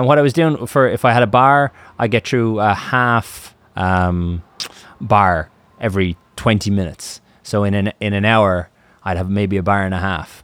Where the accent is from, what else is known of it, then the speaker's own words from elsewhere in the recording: Ireland; I'm from Ireland, and the Atlantic opens up on Ireland